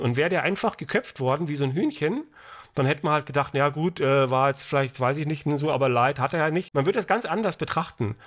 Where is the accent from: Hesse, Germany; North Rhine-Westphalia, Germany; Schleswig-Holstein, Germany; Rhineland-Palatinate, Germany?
Hesse, Germany; Frankfurt; ich komme ja hier aus Hessen, aus Frankfurt